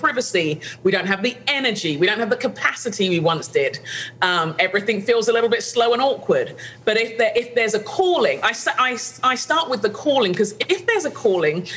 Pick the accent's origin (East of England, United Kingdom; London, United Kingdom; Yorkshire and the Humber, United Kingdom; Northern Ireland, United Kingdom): London, United Kingdom; where I grew up in London